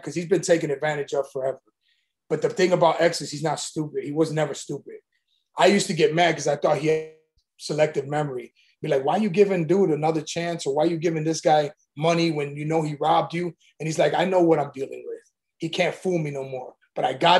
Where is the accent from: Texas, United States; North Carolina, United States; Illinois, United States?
Illinois, United States; Chicago; I'm from Chicago